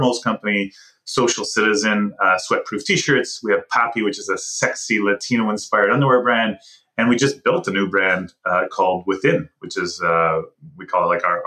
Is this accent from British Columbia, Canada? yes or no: no; Montreal, Quebec, Canada; also born or lived in Ottawa; I'm from Montreal and actually graduated from journalism at Concordia University.